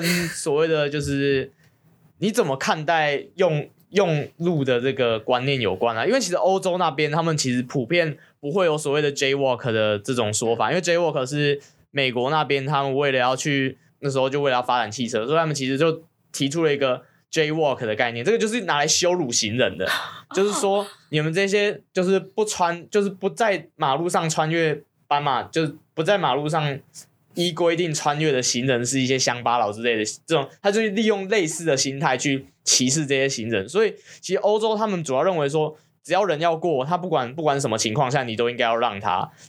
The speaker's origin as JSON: {"language": "Chinese", "country": "Taiwan", "tie": "born there", "said": "我到底犯了什么孽？我会出？我会出生在这个地方？"}